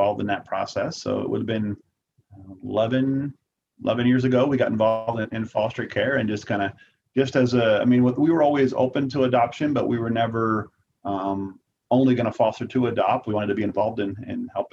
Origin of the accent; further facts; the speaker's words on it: New Jersey, United States; now in Montana, United States; I grew up in New Jersey